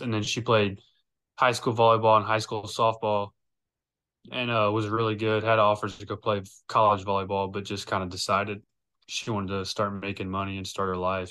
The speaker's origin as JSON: {"language": "English", "town": "Lake Charles", "region": "Louisiana", "country": "United States", "tie": "born or raised there", "said": "I'm from Lake Charles, Louisiana."}